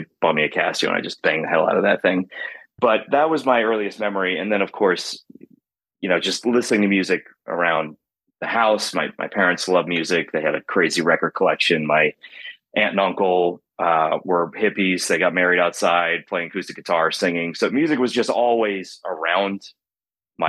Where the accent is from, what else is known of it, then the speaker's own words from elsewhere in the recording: Wilmington, North Carolina, United States; I grew up in North Carolina